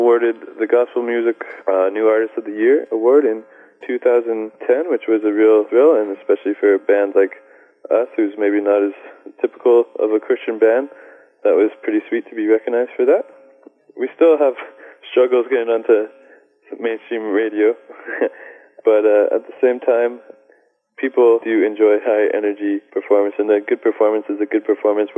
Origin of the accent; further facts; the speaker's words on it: Canada; We're from Canada